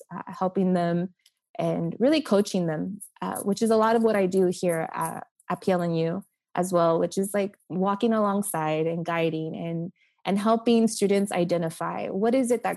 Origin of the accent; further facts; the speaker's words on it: Oklahoma City, Oklahoma, United States; moved away as an adult; now in El Paso, United States; I'm from Oklahoma City, and I was born and raised there.